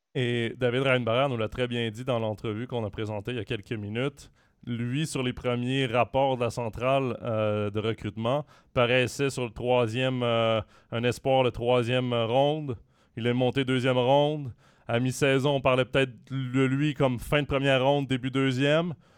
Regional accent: Switzerland; chez nous en Suisse

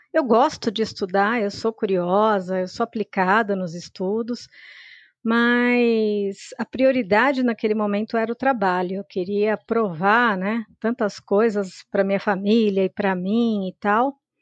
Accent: São Paulo, Brazil; Eu sou de São Paulo. A minha família veio do interior do estado e se estabeleceu aqui em São Paulo mesmo

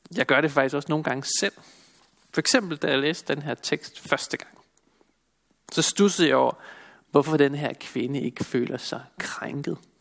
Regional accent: Denmark; Som danskere

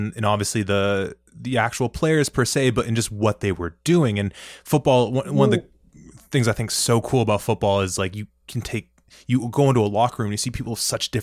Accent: Toronto, Ontario, Canada; growing up in Toronto

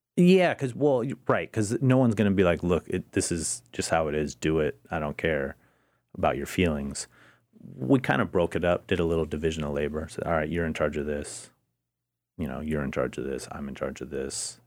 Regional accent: Portland, Oregon, United States; I'm from Portland

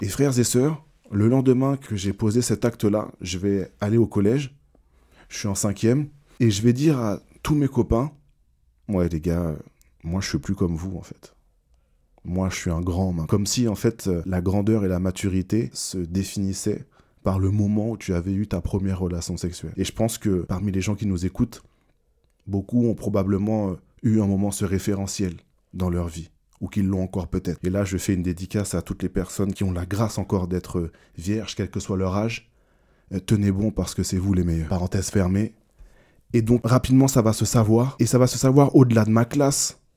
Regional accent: Martinique; Je suis martiniquais, donc la religion, c'est quelque chose d'un peu traditionnel

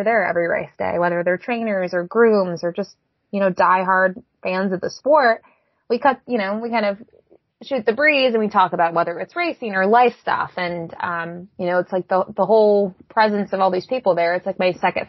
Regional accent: Buffalo, New York, United States; moved away; also born or lived in Miami; I grew up in Buffalo

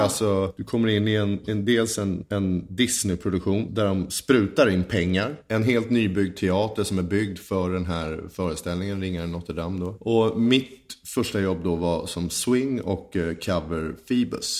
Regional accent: Huddinge, Stockholm County, Sweden; född och uppvuxen i Huddinge 1975 föddes jag.

